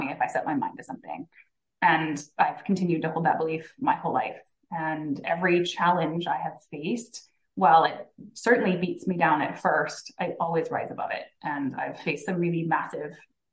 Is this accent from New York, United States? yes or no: no; Hawaii, United States; originally I was born and raised in Hawaii